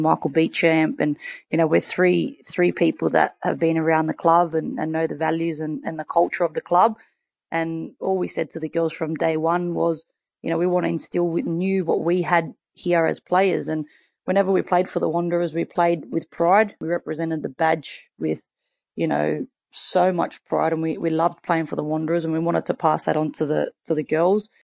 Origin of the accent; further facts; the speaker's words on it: Sydney, New South Wales, Australia; I grew up in Western Sydney